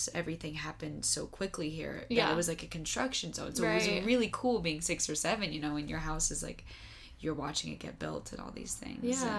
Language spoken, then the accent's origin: English; Las Vegas, Nevada, United States; also born or lived in Utah / California; I actually grew up in Vegas.